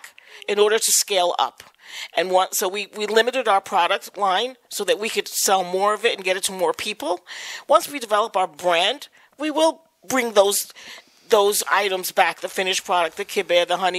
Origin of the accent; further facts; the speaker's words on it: Virginia, United States; now in New York, United States; I'm not originally from New York. I'm originally from Virginia. I didn't grow up in the Syrian community, but my parents are actually from Syria. So, you know, I love living in the Syrian community and being a part of it. But because I grew up out of town